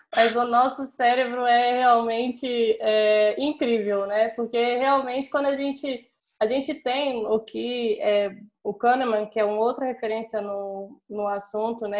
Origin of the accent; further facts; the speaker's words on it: Brasília, Federal District, Brazil; sou brasiliense